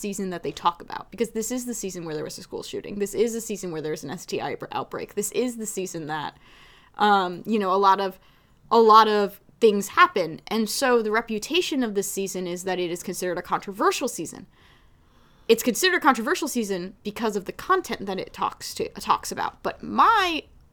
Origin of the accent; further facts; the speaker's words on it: New Jersey, United States; I'm from Jersey